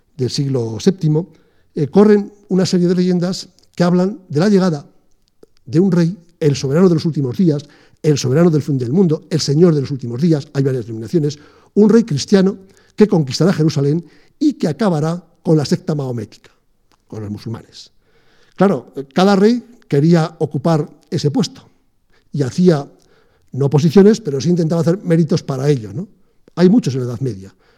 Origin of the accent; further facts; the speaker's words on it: Aragon, Spain; moved away; yo vengo de Aragón